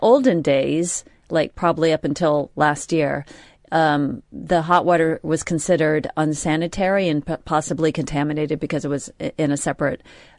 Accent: United States; moved away as an adult; now in United Kingdom; I moved here in the mid-80s. Yeah. Or, you know, 84. And as an American...

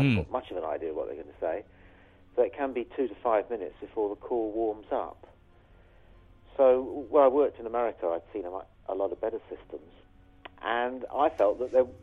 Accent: Hounslow, London, United Kingdom; I am from Hounslow.

